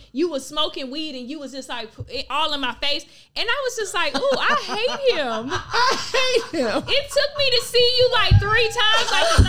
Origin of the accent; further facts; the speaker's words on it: Palm Beach County, Florida, United States; I'm not from Palm Beach. You. I'm from Palm Beach County, which is a whole county.